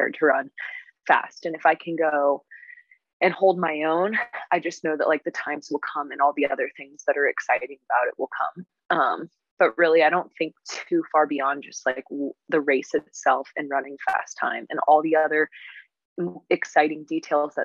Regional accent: United States; as an American

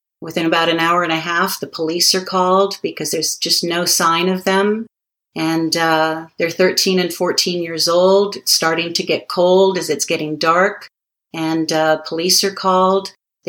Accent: Hawaii, United States; I'm from Hawaii, originally, born and raised.

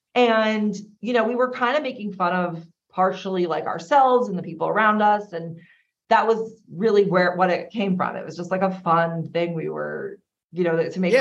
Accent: Long Island, New York, United States; we're all from Long Island Day you know, a very lovely town out here. Mm-hmm. And we grew up together

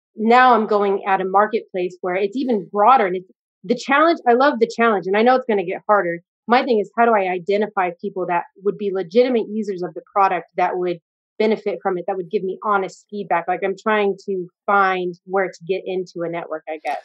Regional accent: United States; I'm American

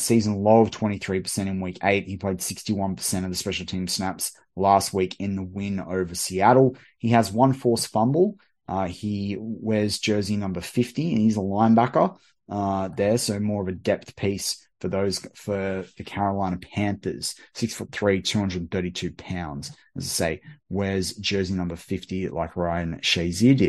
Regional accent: Australia; as an Aussie

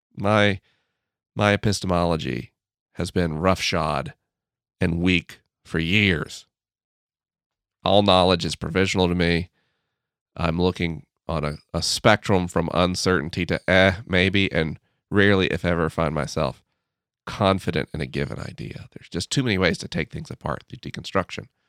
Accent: United States; As an American

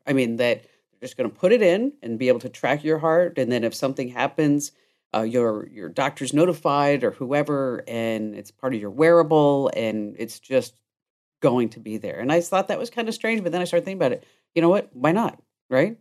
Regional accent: Watchung, New Jersey, United States; this is where I grew up on Johnston Drive in Watchung, New Jersey.

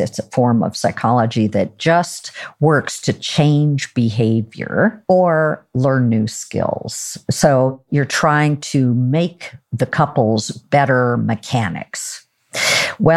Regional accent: Oregon, United States; I'm from Oregon

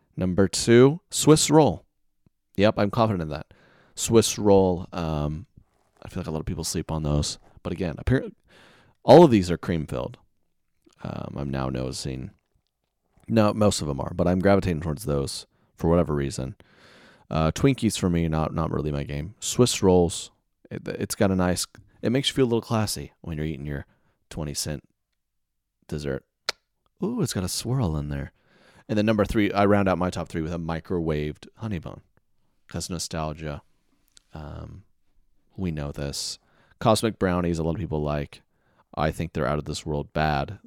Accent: Oklahoma City, Oklahoma, United States; moved away; my hometown show in Oklahoma City was supposed to be this weekend

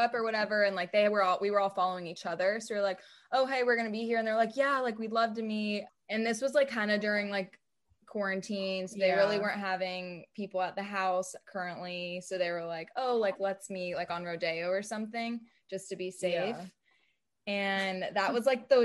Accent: Jacksonville, United States

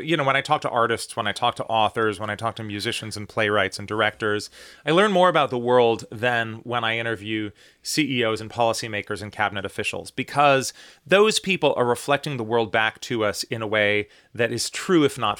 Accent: United States; the fact that I'm an American, the fact that I grew up in the U.S., the fact that, you know, I live in this country that has an ocean on either side of us

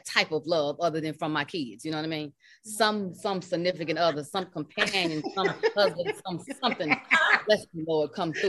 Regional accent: Chicago, Illinois, United States; From my hometown of Chicago.

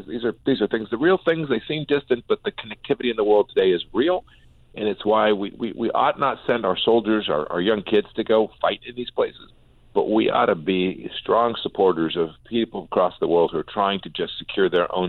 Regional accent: Wichita, Kansas, United States; I'm from Wichita.

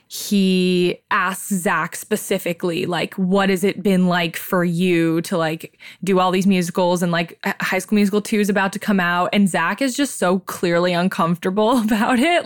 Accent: Silver Lake, Ohio, United States; extremely white girls growing up in Silver Lake, Ohio

